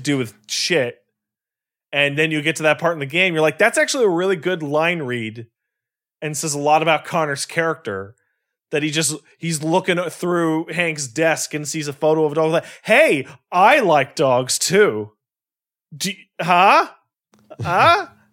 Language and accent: English; Canada; because I'm Canadian